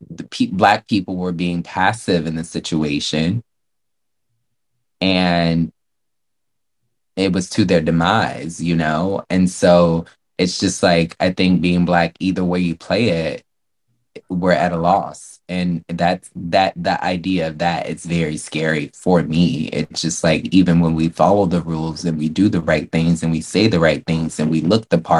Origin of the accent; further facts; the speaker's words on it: the South, United States; growing up in the South